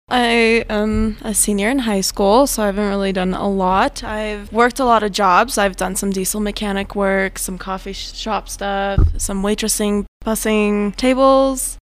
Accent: Prescott, Arizona, United States; now in San Luis Valley, United States; I am originally from Prescott, Arizona

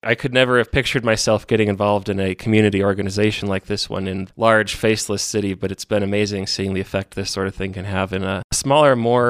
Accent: Denver, Colorado, United States; now in San Luis Valley, United States; I was born in Colorado Springs and bounced around the Front Range growing up. Grew up in Denver

